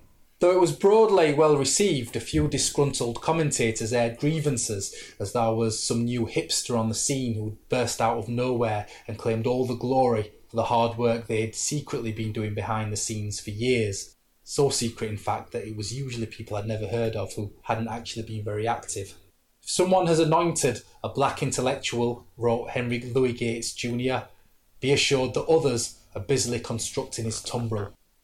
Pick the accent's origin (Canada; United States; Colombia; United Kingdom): United Kingdom; Sheffield, Yorkshire and the Humber; I'm working class from Sheffield.